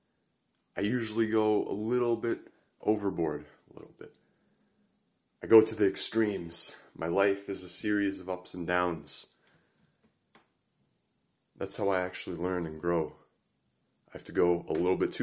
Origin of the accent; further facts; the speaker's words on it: Montreal, Quebec, Canada; I grew up in Canada, Montreal